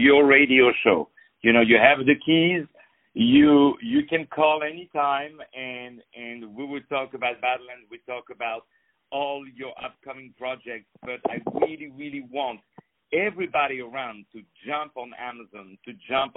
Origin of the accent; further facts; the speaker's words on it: France; moved away; I grew up in France